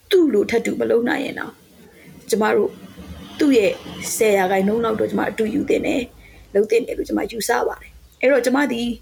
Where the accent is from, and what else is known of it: Myanmar